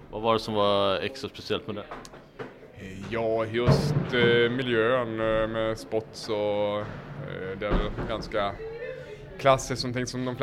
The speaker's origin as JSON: {"language": "Swedish", "town": "Söderhamn", "region": "Gävleborg County", "country": "Sweden", "tie": "born or raised there", "said": "men just när jag började åka så var skateboard jag skulle säga större än vad det någonsin har varit hemma i Söderhamn. I princip varenda en i min ålder åkte bräda"}